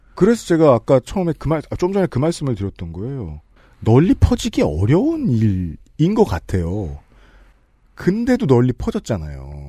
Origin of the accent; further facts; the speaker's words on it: South Korea; 저는 한국 남자니까